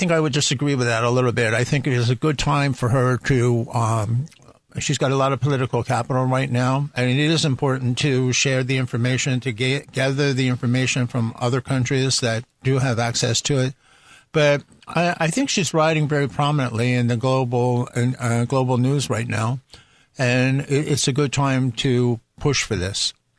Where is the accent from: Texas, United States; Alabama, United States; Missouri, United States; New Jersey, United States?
New Jersey, United States; moved away as an adult; now in Taiwan; I grew up on the East Coast of the United States in the state of New Jersey. I grew up in a beach community.